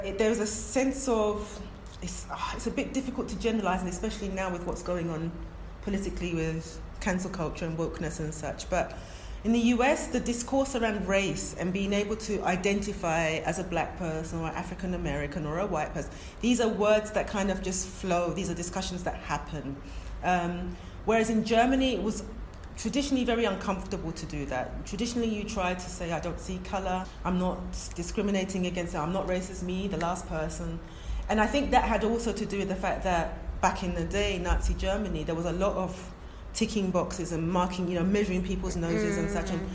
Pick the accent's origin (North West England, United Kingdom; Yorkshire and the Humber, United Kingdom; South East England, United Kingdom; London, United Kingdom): London, United Kingdom; first language English; also born or lived in Ghana; I was born in London... I'm going to say I must have spoken English first, because we were three when we went to Ghana.